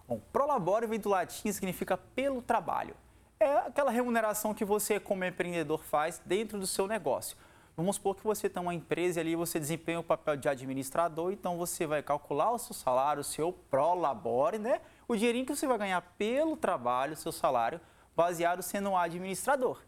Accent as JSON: {"language": "Portuguese", "town": "Vila Velha", "region": "Espírito Santo", "country": "Brazil", "said": "Sou capixaba aqui da nossa terra, né? Aqui de Canela Verde, aqui de Vila Velha"}